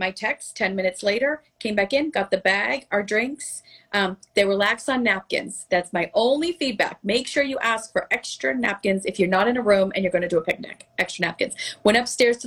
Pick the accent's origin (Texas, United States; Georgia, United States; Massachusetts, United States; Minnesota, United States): Massachusetts, United States; Melrose; also born or lived in Boston; now in Florida, United States; My hometown of Melrose, Massachusetts is very Victorian